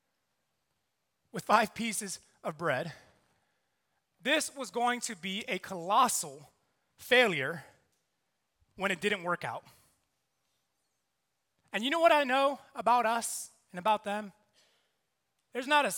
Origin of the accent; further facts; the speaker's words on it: New York City, New York, United States; also born or lived in South Carolina; now in New York City, United States; I'm from New York. I'm half Puerto Rican, half Colombian.